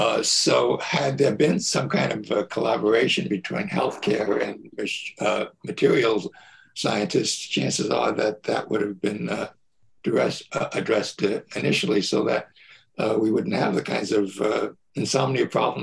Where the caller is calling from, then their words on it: Warwick, New York, United States; Oh, I'm about an hour north of New York City in a town called Warwick, New York.